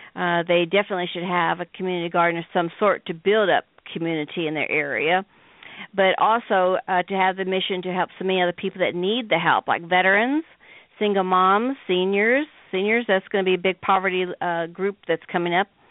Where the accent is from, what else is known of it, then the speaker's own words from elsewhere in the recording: Midwest, United States; I'm from the Midwest.